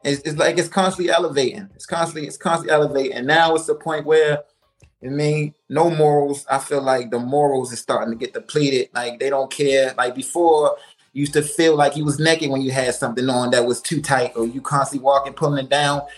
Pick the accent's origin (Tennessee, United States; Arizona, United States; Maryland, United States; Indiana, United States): Maryland, United States; Baltimore; I'm a artist originally born and raised in Baltimore, Maryland